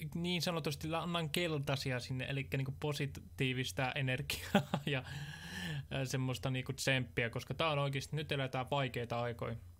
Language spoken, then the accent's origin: Finnish; Tampere, Pirkanmaa, Finland; Mä oon kasvanut Tesomalla ristimäessä tarkalleen ottaen